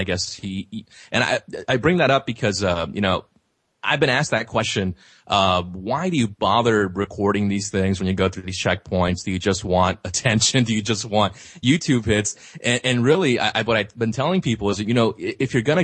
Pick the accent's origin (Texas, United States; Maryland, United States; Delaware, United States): Texas, United States; Laredo; my hometown of Laredo, Texas